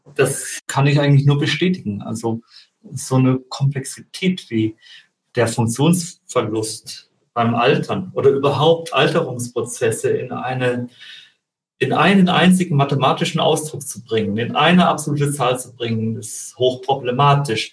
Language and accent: German; Germany; bei uns in Deutschland